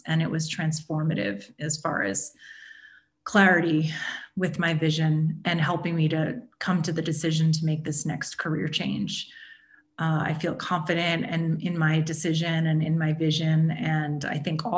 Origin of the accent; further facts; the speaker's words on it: New York City, New York, United States; now in Denver, United States; geographic move back to my hometown.